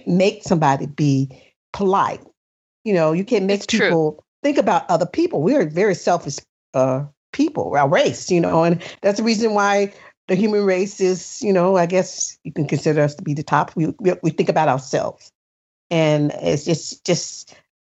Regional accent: the South, United States; moved away; I grew up in the South

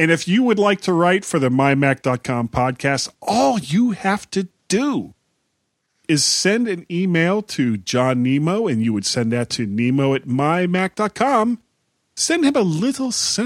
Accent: United States; we're American

